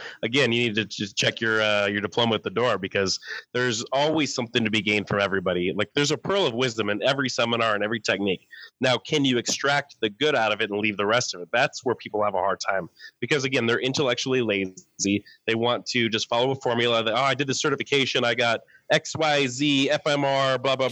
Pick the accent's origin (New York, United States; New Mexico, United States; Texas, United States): New Mexico, United States; also born or lived in Dallas; I am from New Mexico originally